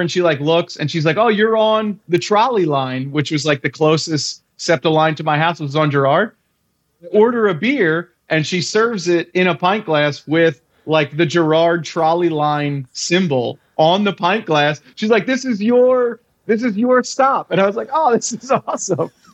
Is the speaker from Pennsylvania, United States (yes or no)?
yes; Philadelphia, Pennsylvania, United States; they ask me where I'm from and I say Philly